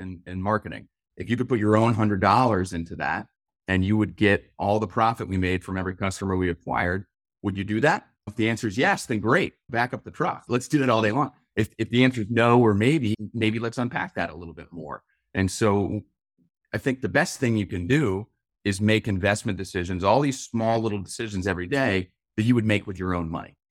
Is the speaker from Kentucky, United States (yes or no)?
yes; Louisville, Kentucky, United States; where I grew up in Louisville, Kentucky